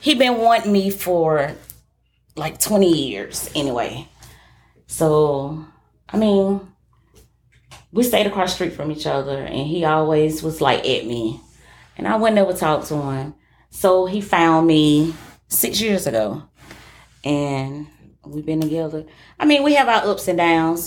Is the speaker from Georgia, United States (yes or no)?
yes; Atlanta, Georgia, United States; also born or lived in College Park, Georgia; I'm from the city. I'm from Ben Hill. I'm from the Swats